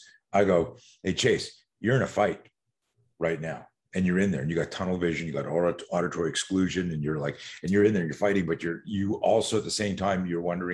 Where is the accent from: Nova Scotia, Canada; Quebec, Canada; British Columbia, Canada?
Quebec, Canada; Montreal; also born or lived in West Coast, United States; now in United States; I grew up in Montreal, Canada